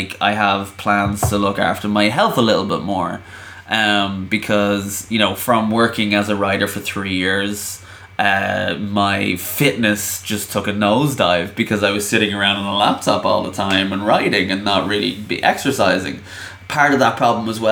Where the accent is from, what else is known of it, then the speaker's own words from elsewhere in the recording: Ireland; I'm Irish